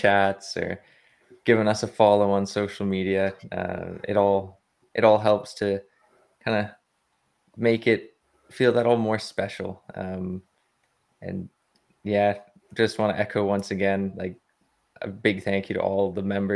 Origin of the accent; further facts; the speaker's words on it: Canada; being Canadian